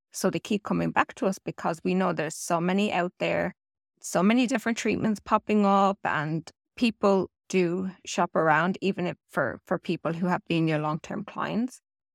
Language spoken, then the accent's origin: English; Ireland; And yes, when I'm Irish and I say anything got to do with turds, trees, sorry about that.